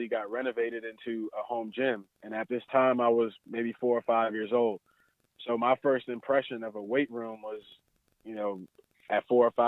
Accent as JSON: {"language": "English", "region": "New Jersey", "country": "United States", "tie": "born or raised there", "said": "I grew up in New Jersey"}